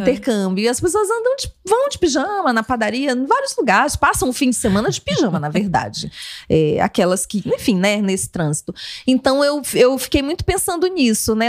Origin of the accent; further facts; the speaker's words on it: Amazon, Brazil; moved away; eu, eu cresci na Amazônia